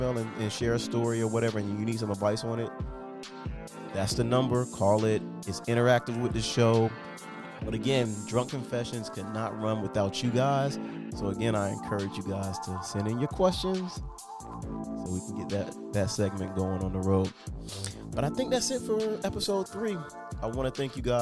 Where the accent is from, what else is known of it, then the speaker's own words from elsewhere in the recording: Miami, Florida, United States; I'm from Miami